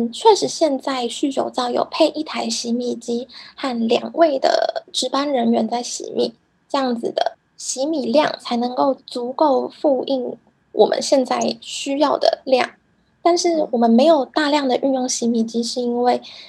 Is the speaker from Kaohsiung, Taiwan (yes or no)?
yes; Kaohsiung, Taiwan; moved away as an adult; now in Japan; 因为我是高雄长大的孩子。